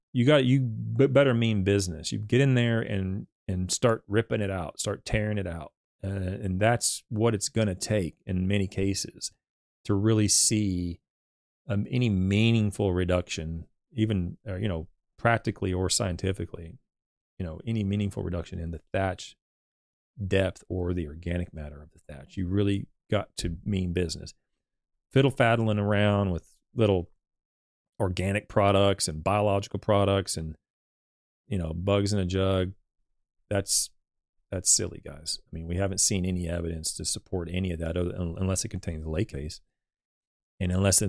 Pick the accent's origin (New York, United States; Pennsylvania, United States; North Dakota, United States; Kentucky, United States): Kentucky, United States; Louisville; I was unavailable for the stream because of me working. I'm from Louisville.